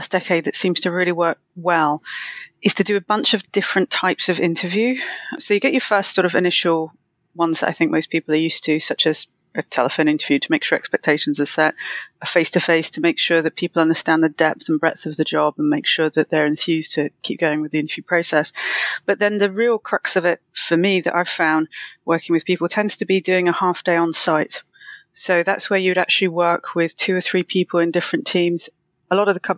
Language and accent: English; London, United Kingdom; I'm from London